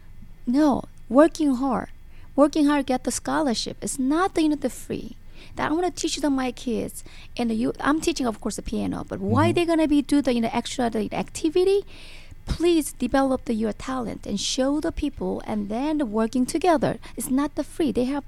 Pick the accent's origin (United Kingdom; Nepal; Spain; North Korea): North Korea; English is a second language; because as you know, we are actually Korean people. We came from the North Korea, South Korea. We know what is the socialism.